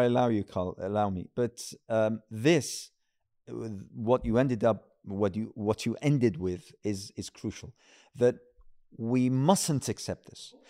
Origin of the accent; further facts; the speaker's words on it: United Kingdom; as a British Muslim